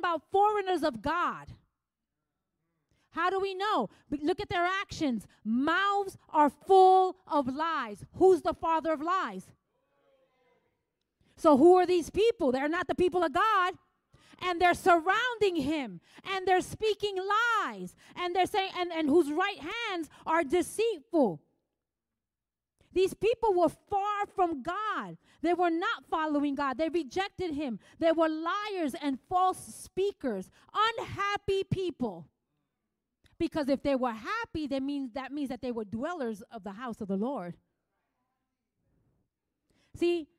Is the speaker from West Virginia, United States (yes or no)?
no; New York City, New York, United States; moved away; I came from the Bronx. I used to like wear it like a trophy badge. I'm from the Bronx.